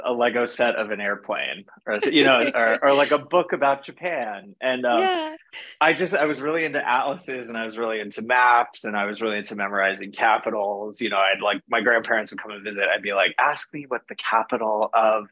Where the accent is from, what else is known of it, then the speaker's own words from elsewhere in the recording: Canada; moved away as an adult; also born or lived in Paris, France; I grew up in Canada